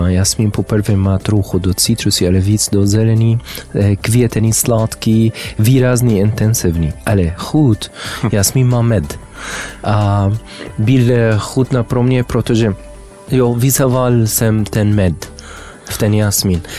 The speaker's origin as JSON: {"language": "Czech", "town": "Amman", "region": "Amman Governorate", "country": "Jordan", "also_born_or_lived": "Damascus, Syria / Saudi Arabia / Spain / France", "second_language": "Czech", "moved": "yes", "lives_now": "Czech Republic", "said": "Eh, jsem z Jordánska, zamanu, ale mm, bydlili jsem e, v Syrii Damask e, od 1990 e, do 2000, mm. potom v Saudské Arabii, potom ve Spain a Francie, ale teď ve České republice."}